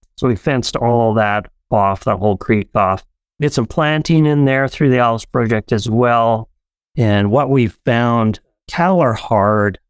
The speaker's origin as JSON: {"language": "English", "town": "Abbotsford", "region": "British Columbia", "country": "Canada", "tie": "born or raised there", "also_born_or_lived": "Paraguay", "moved": "as an adult", "lives_now": "Alberta, Canada", "said": "we grew up in Abbotsford, BC, and my family all immigrated here from Paraguay, South America"}